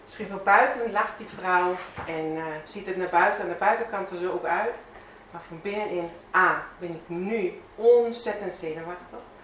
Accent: Bavaria, Germany; Dutch is a second language; moved away as an adult; also born or lived in Veendam, Netherlands; now in Netherlands; Ik kom zelf uit Zuid-Duitsland

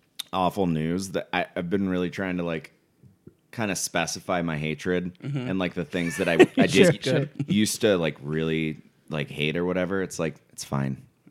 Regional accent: Mar Vista / Ojai, Southern California, United States; also born or lived in San Luis Obispo; I grew up a combination of Mar Vista, which is like kind of in Santa Monica, and then we moved up to a little hippie town called Ojai.

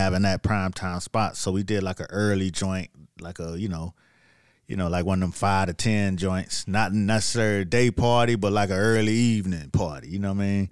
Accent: Miami, Florida, United States; moved away as an adult; also born or lived in New York; I'm from Miami now. Yeah, I'm, I'm only been in New York about two years now

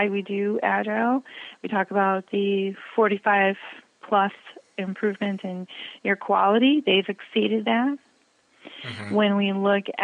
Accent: Midwest, United States; I'm from the Midwest, so guys is male and female

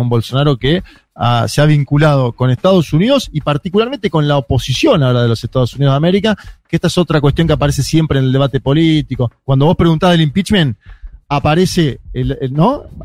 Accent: Argentina; como argentinos

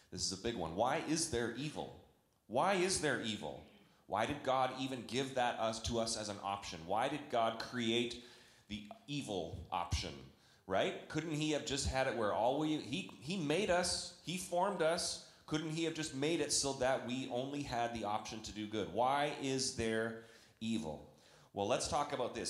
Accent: Canada; now in United States; I'm a Canadian.

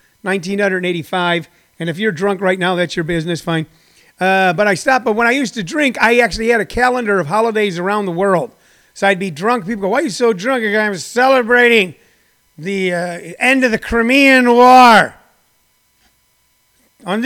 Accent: United States; I grew up out there in Jefferson County

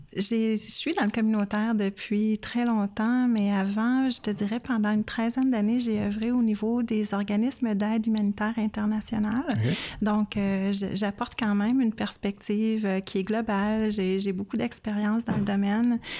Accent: Canada; en tant que Canadienne

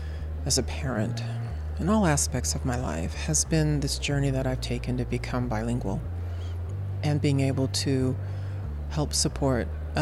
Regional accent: Southern California, United States; I was born in Southern California and raised there.

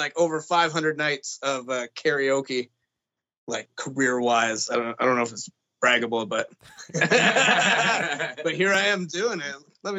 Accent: Northern Ontario, Canada; now in Banff, Canada; we're actually all from Ontario originally. Like, I'm from Northern Ontario.

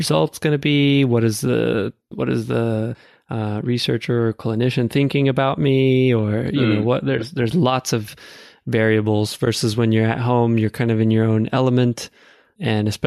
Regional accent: Houston, Texas, United States; now in North Carolina, United States; I'm from Texas originally. It's quite warm where I'm from, Houston, Texas

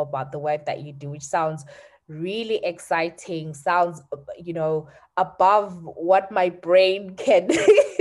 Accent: Zimbabwe; we're both from Zim

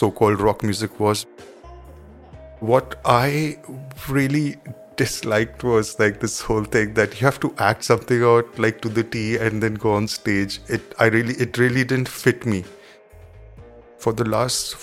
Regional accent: New Delhi, Delhi, India; I was born in Delhi, and I've been here.

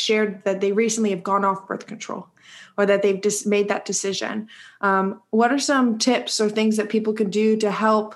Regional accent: United States; growing up in the United States

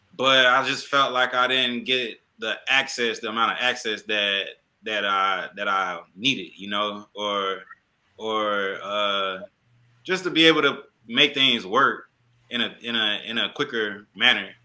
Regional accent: Atlanta, Georgia, United States; I don't know if I'm from Atlanta anymore

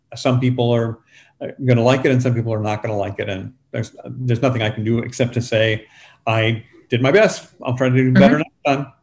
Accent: San Antonio, Texas, United States; high school where I grew up in San Antonio

